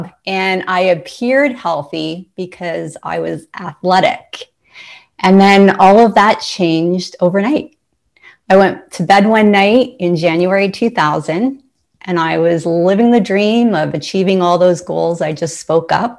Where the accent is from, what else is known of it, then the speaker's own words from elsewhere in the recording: Ontario, Canada; Ontario. I'm from Canada